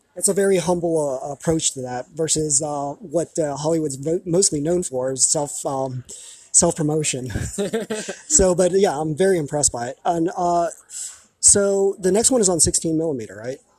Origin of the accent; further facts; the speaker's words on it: Taiwan; moved away; this is taiwan my home country